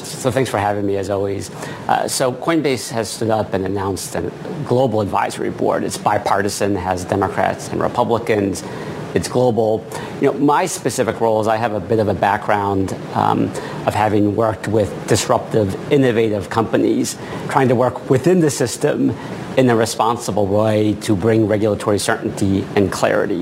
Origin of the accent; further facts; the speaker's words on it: Maine, United States; I grew up in Maine